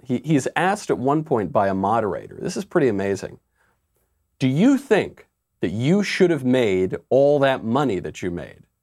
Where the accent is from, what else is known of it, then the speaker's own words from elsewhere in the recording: New York, United States; as a New Yorker